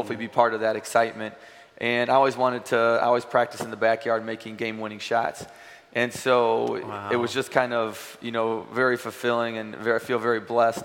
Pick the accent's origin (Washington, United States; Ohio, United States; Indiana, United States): Indiana, United States; Valparaiso; moved away as an adult; now in Nashville, United States; growing up in Valparaiso and the people that have followed me through high school